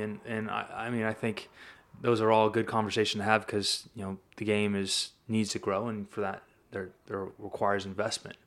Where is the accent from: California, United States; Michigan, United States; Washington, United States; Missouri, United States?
California, United States; Sacramento; I'm from Sacramento, California